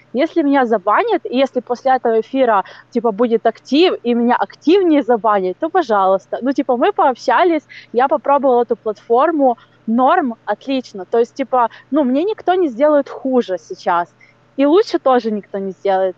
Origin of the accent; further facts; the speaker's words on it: Ukraine; я с Украины